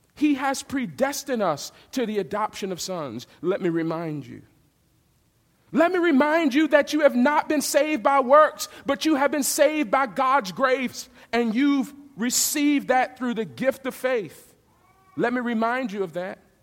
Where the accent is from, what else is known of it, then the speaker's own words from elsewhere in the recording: the South, United States; I'm from the South